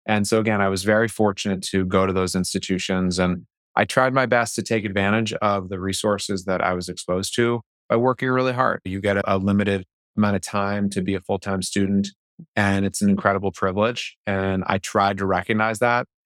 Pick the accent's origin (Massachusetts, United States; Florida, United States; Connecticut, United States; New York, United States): Massachusetts, United States; Boston; I grew up in the Boston area.